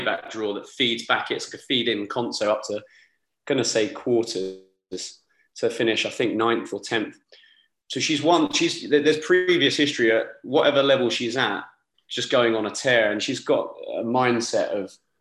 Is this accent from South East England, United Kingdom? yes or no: yes; Rochester, South East England, United Kingdom; I'm from Kent, a little near Rochester. It's quite a small town, it's got a nice castle.